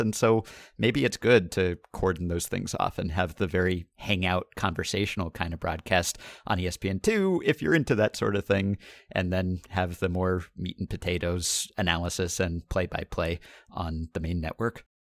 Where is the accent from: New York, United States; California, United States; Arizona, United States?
New York, United States; I grew up in New York